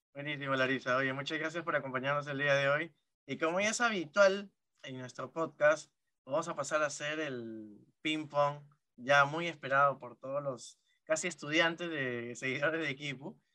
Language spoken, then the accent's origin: Spanish; Chimbote, Ancash, Peru; yo soy de Chimbote